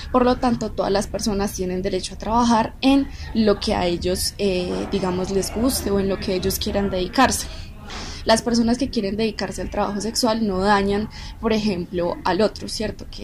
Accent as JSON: {"language": "Spanish", "region": "Antioquia", "country": "Colombia", "said": "nosotros fuimos criados con base en ese tipo de preceptos religiosos, pues para nosotros como sociedad antioqueña es muy difícil aceptar este tipo de trabajos."}